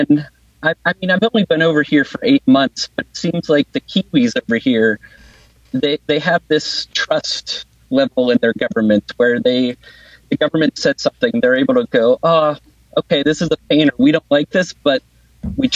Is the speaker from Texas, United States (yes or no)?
no; Pennsylvania, United States; now in Wellington, New Zealand; my home state of Pennsylvania